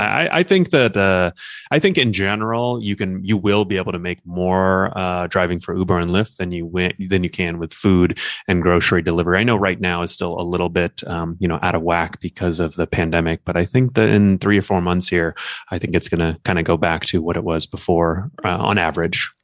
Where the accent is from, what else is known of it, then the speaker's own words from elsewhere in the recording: Los Angeles, California, United States; also born or lived in Newport Beach / Long Beach; I grew up in Los Angeles, and I currently live in L A.